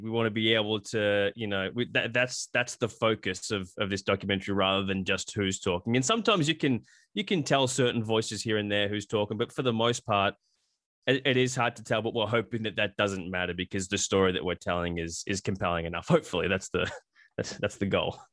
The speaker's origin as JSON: {"language": "English", "country": "Australia", "tie": "born or raised there", "moved": "yes", "lives_now": "United States", "said": "I grew up in Australia"}